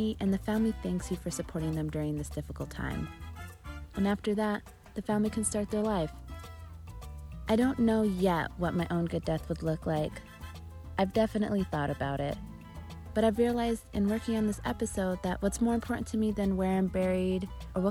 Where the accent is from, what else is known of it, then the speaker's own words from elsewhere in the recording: Arizona, United States; now in Los Angeles, United States; I live in LA and I was born in Arizona, but my family is from Eritrea